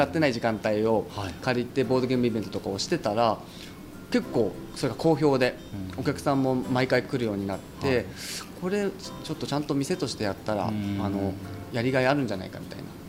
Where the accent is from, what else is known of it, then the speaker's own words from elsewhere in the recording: Yamanashi, Japan; moved away as an adult; 山梨出身なんですけど